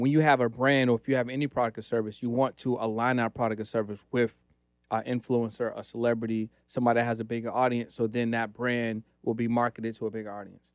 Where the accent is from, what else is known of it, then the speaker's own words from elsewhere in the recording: Boston, Massachusetts, United States; now in Los Angeles, United States; I live in Los Angeles. Originally, I'm from Boston